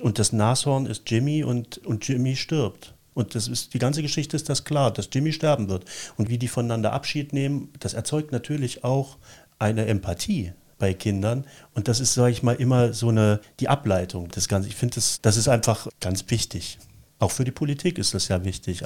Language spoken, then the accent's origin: German; East Germany, Germany; als ich so in dem Erstlesealter war, mhm. das, äh, zumal in der DDR